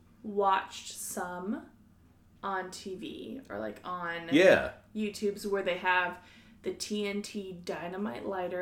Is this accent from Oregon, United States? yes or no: yes; Oregon, United States; I grew up in Oregon, which is known for cutting down trees.